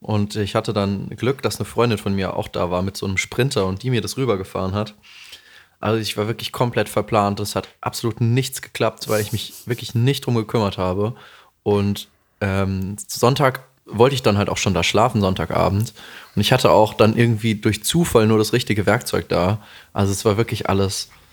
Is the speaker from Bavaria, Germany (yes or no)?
yes; Bavaria, Germany; accent: Hessian; moved away; vieles, mit dem ich aufgewachsen bin in Bayern, ist ja tatsächlich hessisch einfach. Also unser Dialekt ist hessisch.